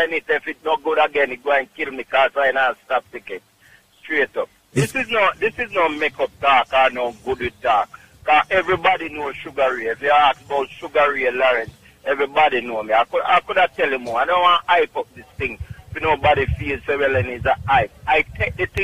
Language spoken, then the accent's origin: English; Clark's Town, Trelawny, Jamaica; now in Bronx, New York, United States; Clarkstown, Jamaica, Trelawney